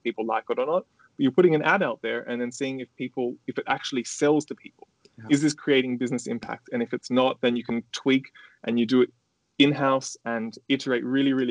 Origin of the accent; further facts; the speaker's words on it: Australia; moved away; I live overseas. I'm from Australia and my family lives in Australia